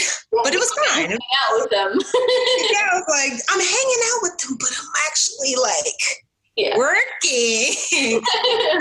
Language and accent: English; Newark, New Jersey, United States; now in South Jersey, United States; born and raised in Newark, New Jersey